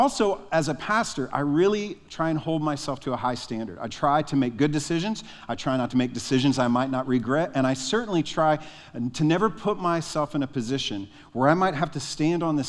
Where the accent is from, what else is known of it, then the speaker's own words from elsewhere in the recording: Nashville, Tennessee, United States; I'm from Nashville